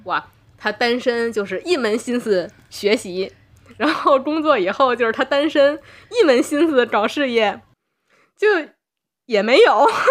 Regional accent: Tianjin, China; 我是天津人

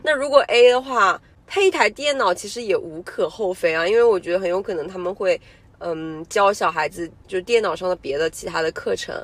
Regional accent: China; 我们中国人

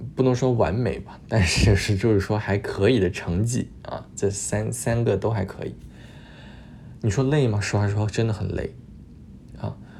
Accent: Luoyang, Henan, China; moved away as an adult; also born or lived in Montreal, Canada; now in Toronto, Canada; 我是洛阳的嘛

